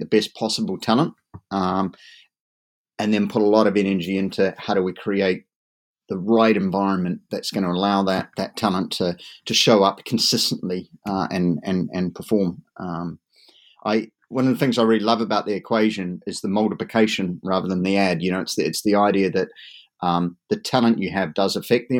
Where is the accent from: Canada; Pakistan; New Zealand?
New Zealand; now in Dartmoor, United Kingdom; I'm originally a native Kiwi, so I kind of like the idea of growing up within sight of sheep and cattle